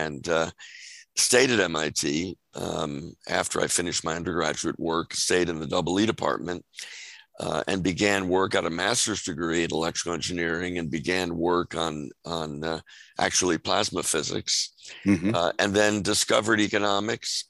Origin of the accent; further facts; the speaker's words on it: New York City, New York, United States; moved away as an adult; also born or lived in Mamaroneck, New York; So I grew up originally in New York City, on the Upper West Side, and then in Westchester. North of New York City, and left the city when I went to college.